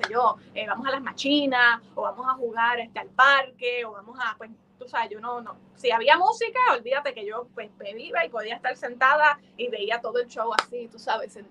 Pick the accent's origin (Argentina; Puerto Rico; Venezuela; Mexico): Puerto Rico; tú sabes que yo soy una bandera de Puerto Rico andante